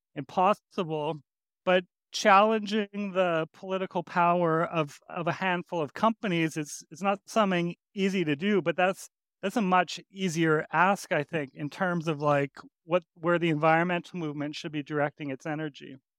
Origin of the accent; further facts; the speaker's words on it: Edmonton, Alberta, Canada; I grew up in Alberta, in Edmonton